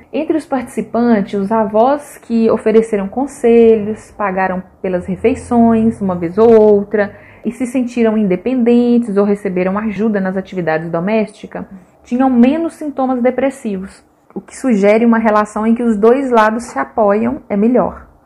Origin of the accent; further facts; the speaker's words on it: Minas Gerais, Brazil; Ai, padre, sendo bem mineiro, né?